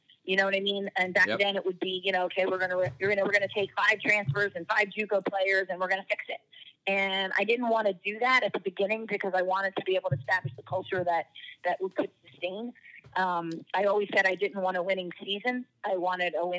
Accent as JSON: {"language": "English", "region": "New Jersey", "country": "United States", "said": "I'm from South Jersey, so Philadelphia is pretty much home"}